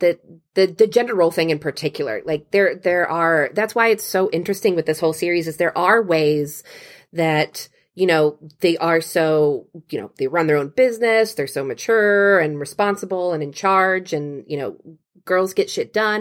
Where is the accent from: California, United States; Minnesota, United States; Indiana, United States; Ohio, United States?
Ohio, United States; Cincinnati; I grew up in Cincinnati near a ski slope called Perfect North